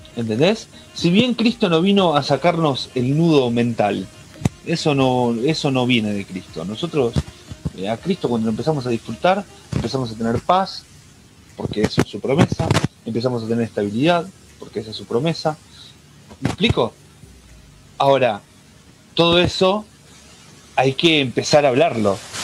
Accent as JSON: {"language": "Spanish", "country": "Argentina", "said": "como argentino te lo digo"}